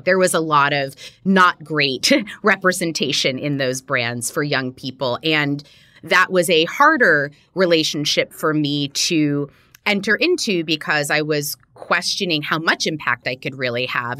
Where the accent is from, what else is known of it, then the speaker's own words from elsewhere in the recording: Miami, Florida, United States; I grew up in Miami, Florida